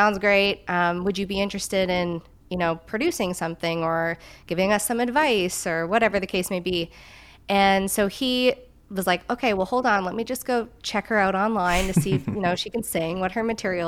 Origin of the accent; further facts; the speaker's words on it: Newfoundland and Labrador, Canada; also born or lived in Yellowknife, Northwest Territories; I know a lot of people think I was born in Newfoundland, but I grew up in Newfoundland. My family are all from Newfoundland. So I am a Newfoundlander, not born, but bred.